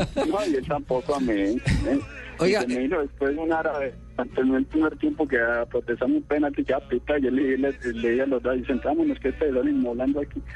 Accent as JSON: {"language": "Spanish", "region": "Antioquia", "country": "Colombia", "accent": "paisa", "said": "nosotros en realidad somos muy católicos, acá como buenos antioqueños"}